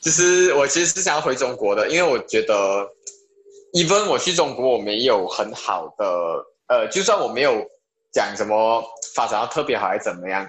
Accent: Malaysia; moved away as an adult; also born or lived in China; 希望可以在马来西亚的这一块土地上，把影视表演方面做出一些贡献啊，因为毕竟是我家乡

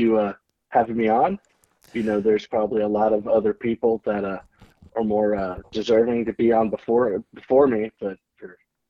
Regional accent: New Jersey, United States; also born or lived in Panama City, Florida; I was born here in Panama City. My father's in the electrical union. He took a job in New York City. So we moved to a little suburb outside of New York City, New Jersey.

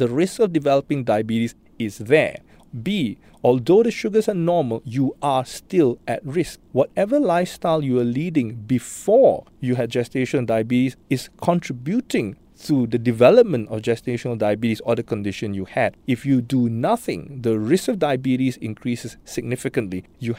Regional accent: Singapore; Unfortunately, I think that being Singaporean is a risk factor for gestational diabetes already.

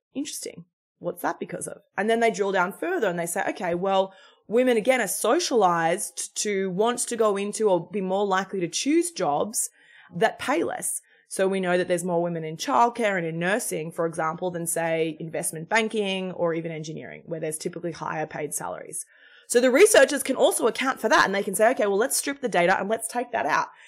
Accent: Australia; moved away as an adult; now in United States; I'm Australian. I grew up in Australia. I've, I've, I migrated to the United States six years ago.

